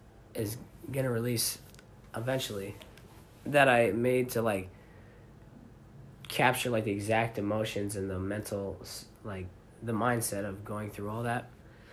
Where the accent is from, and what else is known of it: Alpena, Michigan, United States